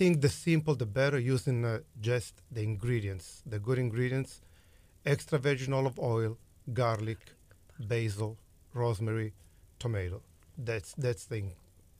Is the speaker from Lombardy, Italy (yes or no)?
no; Messina, Sicily, Italy; English is a second language; moved away as an adult; also born or lived in Catania / Rome; now in Houston, United States; We lived in Catania. Even though I'm from Messina, my wife is from Gela. We grew up in different part of Sicily